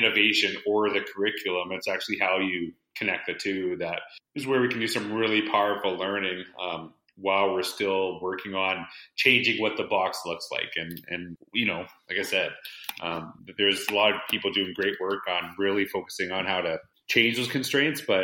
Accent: Humboldt, Saskatchewan, Canada; now in Edmonton, Canada; I'm actually from Humboldt, Saskatchewan

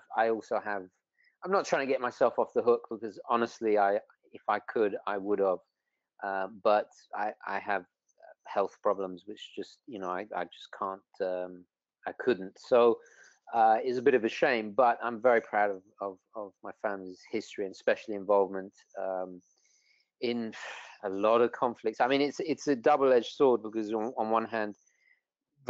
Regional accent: London, United Kingdom; first language Italian; English is a second language; also born or lived in Italy; I grew up predominantly in London. In fact, actually, Italian was my first language.

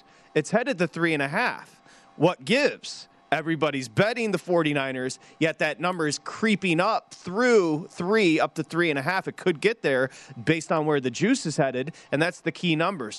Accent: Michigan, United States; And I grew up in Michigan.

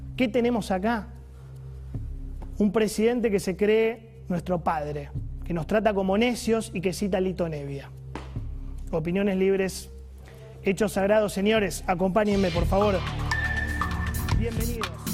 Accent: Argentina; como argentino

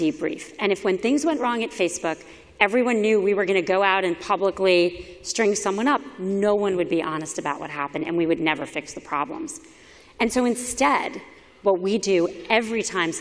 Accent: Miami, Florida, United States; moved away; I was a public school kid growing up in Miami

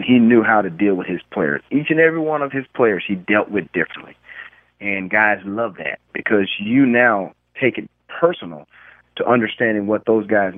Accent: Florida, United States; moved away; I'm coming from Florida

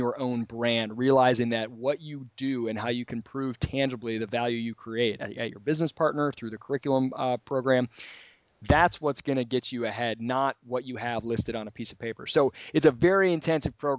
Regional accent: Michigan, United States; I'm being from Michigan

